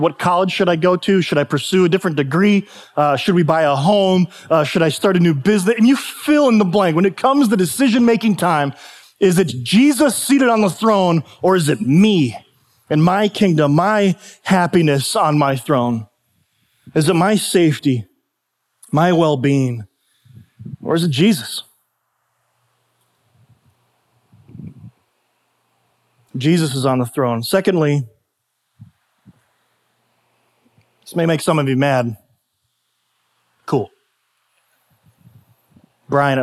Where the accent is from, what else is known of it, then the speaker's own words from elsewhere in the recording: United States; I was sovereignly, by the grace of God, born in the United States of America